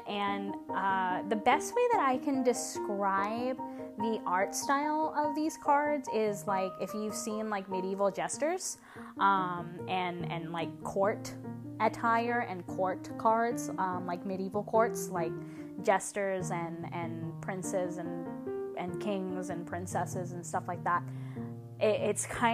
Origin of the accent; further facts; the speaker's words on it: Louisiana, United States; I'm from Louisiana